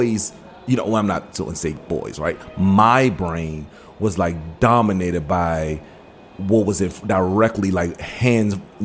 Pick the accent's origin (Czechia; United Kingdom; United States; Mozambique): United States; Washington, District of Columbia; also born or lived in Maryland / Forestville, Maryland / Suitland, Maryland; Born and raised here in the D.C. area, born and raised, and I was born in Maryland and moved to Northeast, grew up in the Northeast area